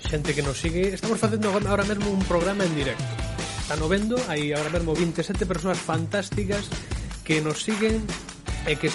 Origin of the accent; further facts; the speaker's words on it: Ourense, Galicia, Spain; eu, eu son ourensán non son eh, de Laza, non son de Xinto, non son de Berín